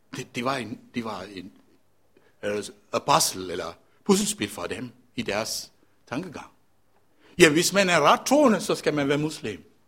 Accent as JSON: {"language": "Danish", "town": "Colombo", "region": "Western Province", "country": "Sri Lanka", "tie": "born or raised there", "moved": "yes", "lives_now": "Denmark", "said": "jeg er født og opvokset i Colombo"}